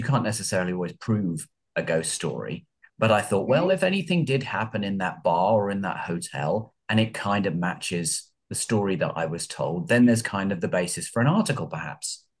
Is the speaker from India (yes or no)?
no; United Kingdom; moved away as an adult; now in Los Angeles, United States; I'm not American. I'm from England originally, from North London, about 50 miles outside London. But I have been here in Los Angeles for about 15 years. Mm. 20 years, in fact.